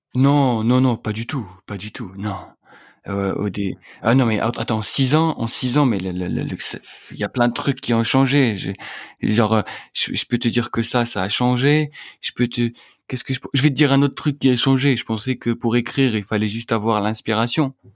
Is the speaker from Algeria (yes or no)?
yes; Algeria; moved away as an adult; now in Paris, France; j'ai grandi en Algérie, tu vois, j'ai passé toute ma vie là-bas